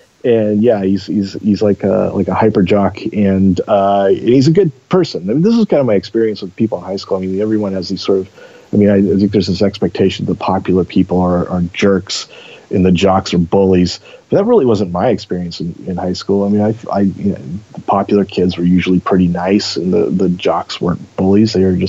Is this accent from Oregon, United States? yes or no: yes; Eugene, Oregon, United States; Yeah, to me, you know, growing up in Eugene, Portland was always the big city.